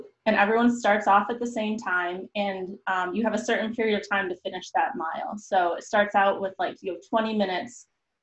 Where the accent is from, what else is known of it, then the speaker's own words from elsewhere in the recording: Rochester, New York, United States; moved away as an adult; also born or lived in Notre Dame, Indiana; I grew up in Rochester